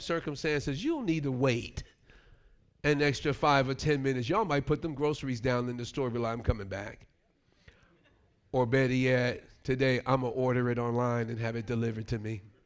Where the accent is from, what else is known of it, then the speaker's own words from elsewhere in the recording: New York, United States; Growing up in New York